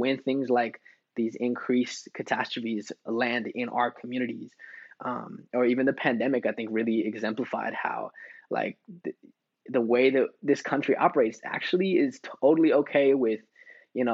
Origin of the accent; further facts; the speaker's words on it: United States; a son of, you know, indigenous immigrant father from Mexico, growing up in the States